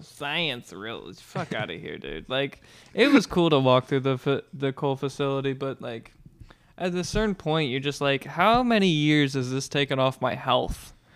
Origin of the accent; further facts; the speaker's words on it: United States; I'm an American